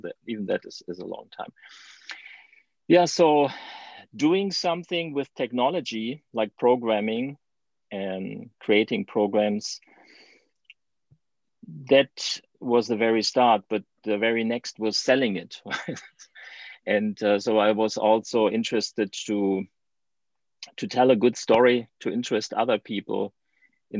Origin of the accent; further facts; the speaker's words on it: Germany; English is a second language; as you can hear from my accent, I'm from Germany